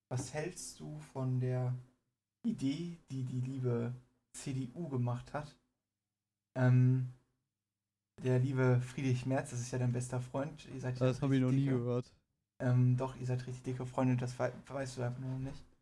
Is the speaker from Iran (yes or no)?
yes; Iran; ich bin Iraner, ich bin stolz auf mein Land an sich.